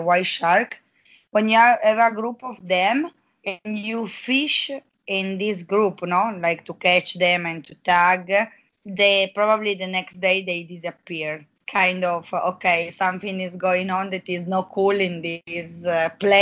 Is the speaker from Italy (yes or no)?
yes; Italy; English is a second language; moved away as an adult; also born or lived in Mexico; now in La Paz, Mexico; I come from Italy, and I'm doing my PhD in Mexico